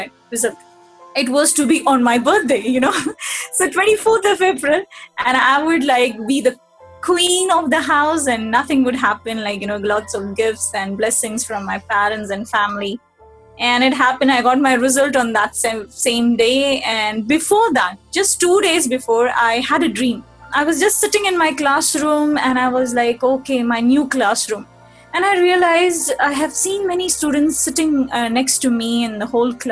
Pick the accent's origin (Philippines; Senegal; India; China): India; Mumbai, Maharashtra; also born or lived in Chennai; I'm from Mumbai